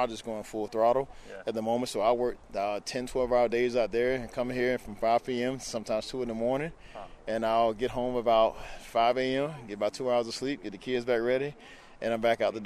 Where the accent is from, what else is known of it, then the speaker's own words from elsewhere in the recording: South Florida, United States; now in Orlando, United States; I grew up in South Florida.